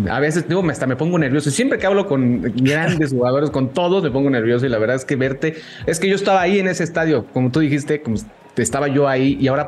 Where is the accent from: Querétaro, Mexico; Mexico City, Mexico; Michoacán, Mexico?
Querétaro, Mexico